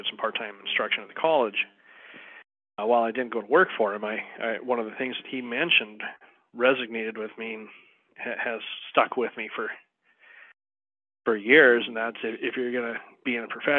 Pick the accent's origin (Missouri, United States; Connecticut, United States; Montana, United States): Montana, United States; also born or lived in Wyoming; moving back into Montana, I opened up a firm in my hometown. I live in a town of about 1,200 people.